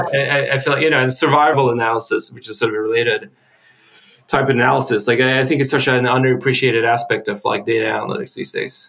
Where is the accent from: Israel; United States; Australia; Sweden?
Sweden; I'm from Sweden.